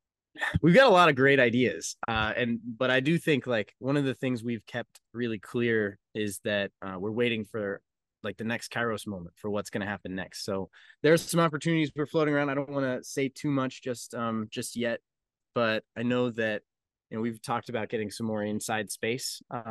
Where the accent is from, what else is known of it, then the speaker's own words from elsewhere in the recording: Colorado, United States; now in Kentucky, United States; I'm from Colorado where the weather is just all over the place, and I moved to Kentucky and I feel right at home because it's all over the place here too.